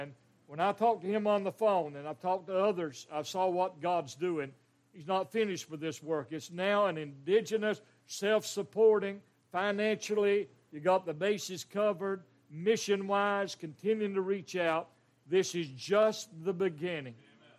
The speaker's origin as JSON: {"language": "English", "region": "Western North Carolina", "country": "United States", "tie": "born or raised there", "said": "He's a mountain boy, raised just a few mountains over where I was raised in Western North Carolina."}